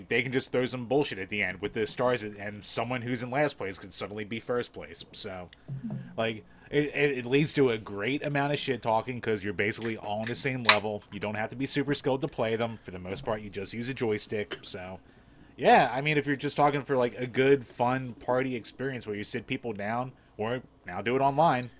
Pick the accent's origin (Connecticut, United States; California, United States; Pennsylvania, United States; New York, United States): Pennsylvania, United States; Philadelphia; accent: Philly; my shitty Philly accent